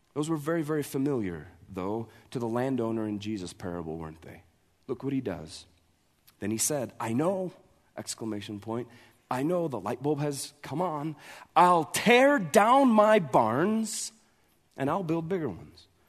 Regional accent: Montana, United States; we're from Montana

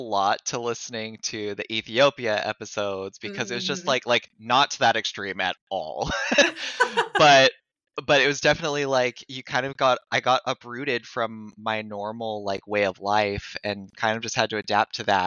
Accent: Mariposa, California, United States; I grew up in Mariposa, so I went to high school and stuff with Kelly

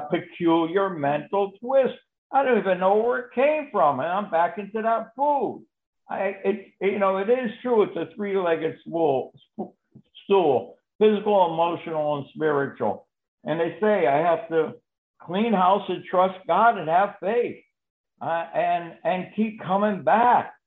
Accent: Connecticut, United States; now in Florida, United States; I'm from Connecticut, but I live in Florida

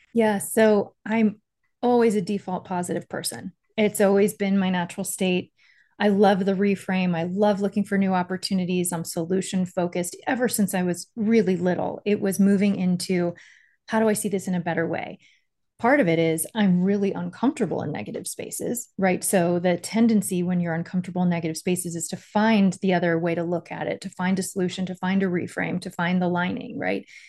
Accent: Miami, Florida, United States; I grew up in Miami

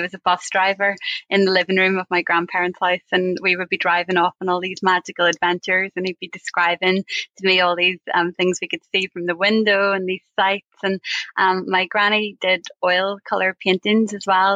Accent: Belfast, Northern Ireland, United Kingdom; I was born in the Royal Victoria Hospital in West Belfast in 1984.

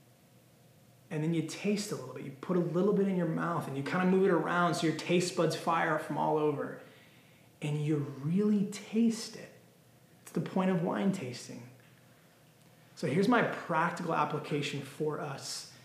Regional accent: Temecula, California, United States; I have the privilege of living in the beautiful Temecula Valley, okay? It is the premier destination in Southern California for wine. It is literally known for wine. I grew up in the area

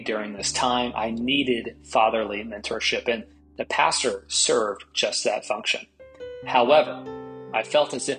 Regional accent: East Tennessee, United States; I grew up as Catholic in East Tennessee

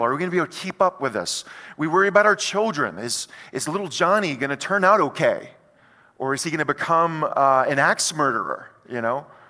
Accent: United States; as an American

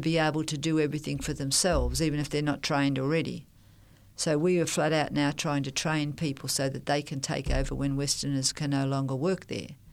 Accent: Melbourne, Victoria, Australia; also born or lived in New Guinea / Thailand; I'm a Melbourne person.

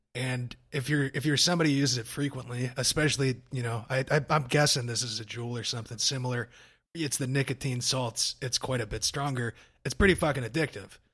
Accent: Arkansas, United States; I grew up in Arkansas

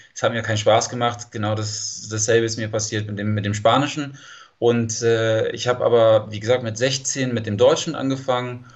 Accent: San Diego, California, United States; German is a second language; ich komme aus San Diego, Kalifornien

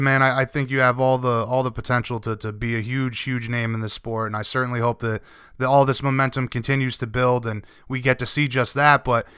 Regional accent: Rhode Island, United States; I'm East Coast. I'm from Rhode Island

